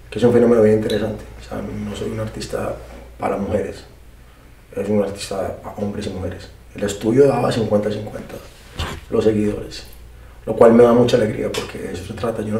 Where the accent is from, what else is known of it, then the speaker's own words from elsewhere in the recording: Colombia; que yo soy colombiano, no vengo de Puerto Rico, ¿sabes?